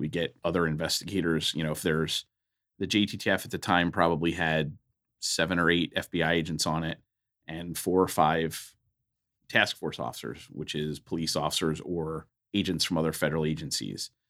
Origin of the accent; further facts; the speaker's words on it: Philadelphia, Pennsylvania, United States; I grew up in Philadelphia, Pennsylvania, on the East Coast.